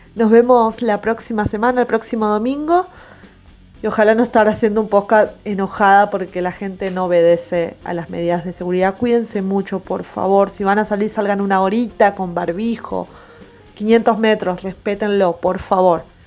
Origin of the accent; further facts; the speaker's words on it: Argentina; somos todos argentinos